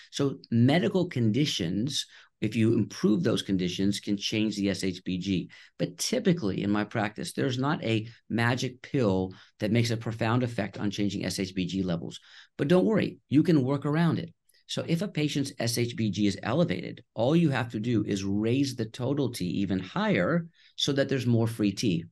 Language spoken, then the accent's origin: English; Houston, Texas, United States; also born or lived in Connecticut / Nashville, Tennessee / Boston; I was born in Connecticut, and we moved to Houston, Texas when I was two years old